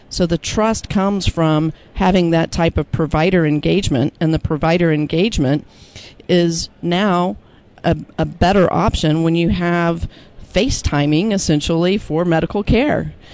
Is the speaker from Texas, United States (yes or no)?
yes; Austin, Texas, United States; my hometown of Austin, Texas